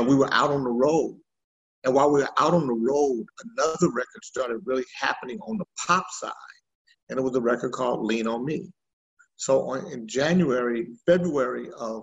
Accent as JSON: {"language": "English", "town": "Sacramento", "region": "California", "country": "United States", "tie": "born or raised there", "also_born_or_lived": "Vallejo, California / Oroville, California / Anchorage, Alaska", "said": "I'm from Sacramento. Grew up here, Sacramento, the Bay Area, really"}